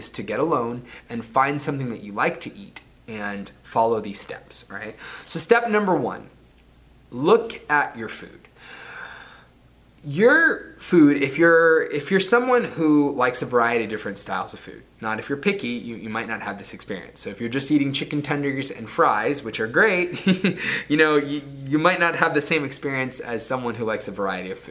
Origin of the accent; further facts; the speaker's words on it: Florida, United States; the town that I grew up in Florida